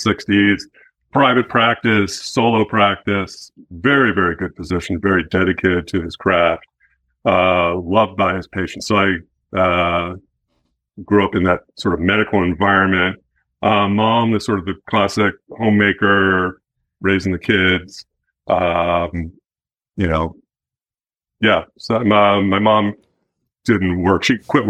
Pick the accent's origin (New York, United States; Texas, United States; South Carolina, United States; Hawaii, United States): New York, United States; New York City; moved away as an adult; now in Western Massachusetts, United States; I'm from New York City originally